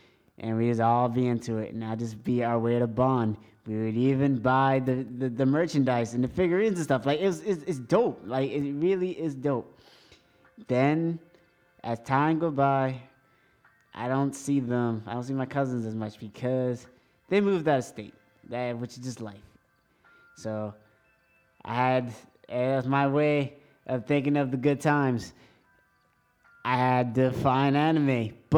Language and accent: English; England, United Kingdom; first language English; because I'm English. English is my first language.